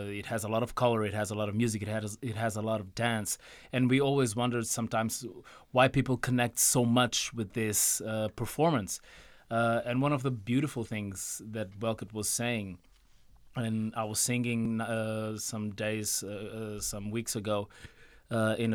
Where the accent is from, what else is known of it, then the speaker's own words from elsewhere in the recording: Mozambique; also born or lived in Portugal; So I was born in Mozambique, but I, I had family in Portugal. So since I was a kid, I was raised between here and there. So I was literally raised between two cultures all my life.